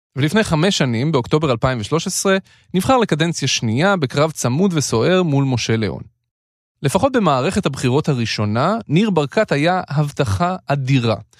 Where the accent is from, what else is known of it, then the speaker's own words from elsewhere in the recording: Jerusalem, Jerusalem District, Israel; moved away as an adult; also born or lived in moshav near Sha'ar HaGai; נולדתי בירושלים